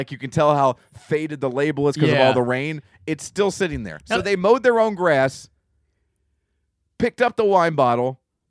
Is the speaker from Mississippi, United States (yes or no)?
yes; Mississippi, United States; I'm from Mississippi.